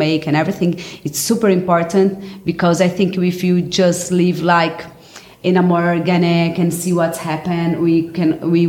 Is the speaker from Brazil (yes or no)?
yes; Brazil; I'm from Brazil